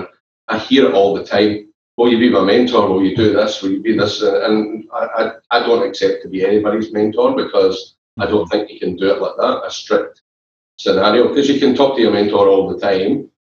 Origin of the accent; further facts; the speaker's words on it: Glasgow, Scotland, United Kingdom; Growing up in Glasgow, we know it's football.